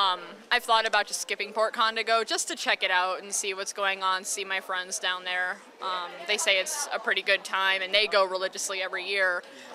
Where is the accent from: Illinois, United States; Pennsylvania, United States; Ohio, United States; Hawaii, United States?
Ohio, United States; moved away as an adult; also born or lived in Maine; now in New England, United States; I'm actually a native of Ohio.